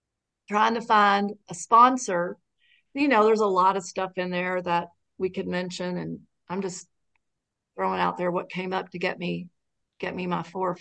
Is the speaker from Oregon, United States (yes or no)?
no; Lexington, Kentucky, United States; moved away as an adult; now in Wilmington, United States; I'm from Lexington, Kentucky. That's where I got sober. And I now live in Wilmington, North Carolina